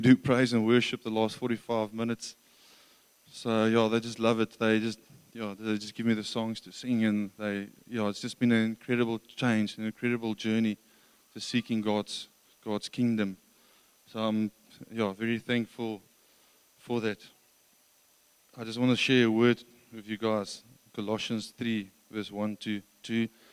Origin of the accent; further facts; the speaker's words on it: Krugersdorp, Gauteng, South Africa; moved away; also born or lived in Johannesburg; I grew up in Johannesburg um, from Krugersdorp or Kriersdorp uh, west west of Joburg.